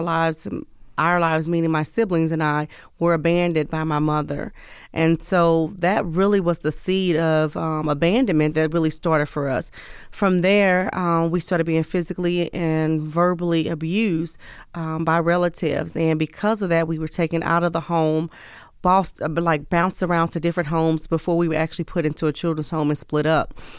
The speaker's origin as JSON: {"language": "English", "town": "St. Louis", "region": "Missouri", "country": "United States", "tie": "born or raised there", "also_born_or_lived": "East Coast / the South", "moved": "yes", "lives_now": "West Coast, United States", "said": "born and raised in the Midwest, Missouri, Saint Louis, Missouri, but have lived all vo-, all over"}